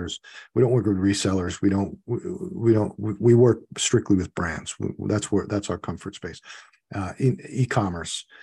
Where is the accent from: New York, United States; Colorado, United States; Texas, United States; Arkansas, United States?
New York, United States; I grew up in New York.